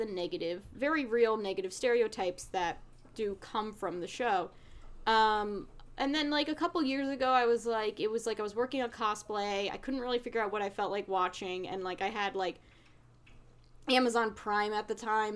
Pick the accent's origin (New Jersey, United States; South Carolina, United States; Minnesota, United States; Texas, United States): New Jersey, United States; somebody who grew up in the area because I come from North Jersey